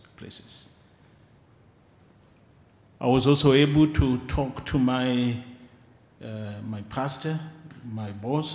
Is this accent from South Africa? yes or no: no; Kenya; I'm a Kenyan